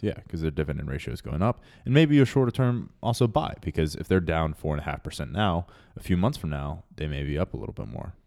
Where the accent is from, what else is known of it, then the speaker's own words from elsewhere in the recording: Texas, United States; growing up in Texas